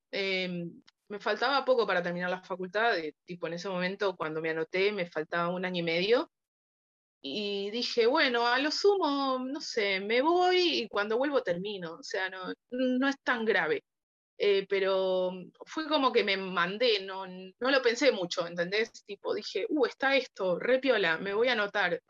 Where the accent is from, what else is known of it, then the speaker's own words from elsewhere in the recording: Buenos Aires, Argentina; Soy de Buenos Aires, Argentina